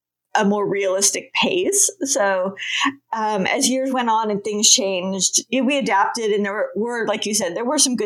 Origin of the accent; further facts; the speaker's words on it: California, United States; I grew up in California by the beach